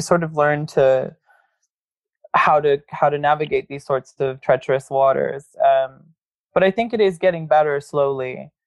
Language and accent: English; Corpus Christi, Texas, United States; moved away; growing up in Corpus Christi definitely formed a lot of who I am today